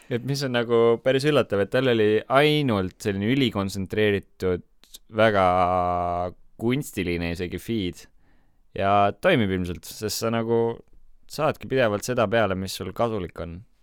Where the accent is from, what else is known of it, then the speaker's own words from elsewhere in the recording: Estonia; me oleme kõik eestlased, me räägime sama keelt